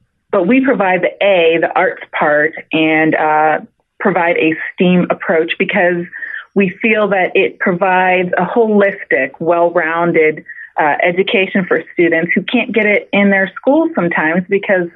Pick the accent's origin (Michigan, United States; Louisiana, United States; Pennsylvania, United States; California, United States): Pennsylvania, United States; Erie; now in Atlanta, United States; I'm from Erie, Pennsylvania, right up on the lake